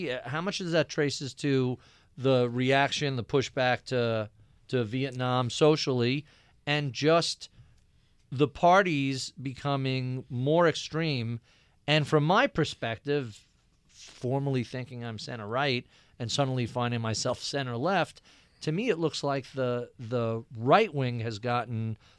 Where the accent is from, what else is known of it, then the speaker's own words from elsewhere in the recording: New York, United States; So I grew up in Nassau County, out in Long Island, very Republican area.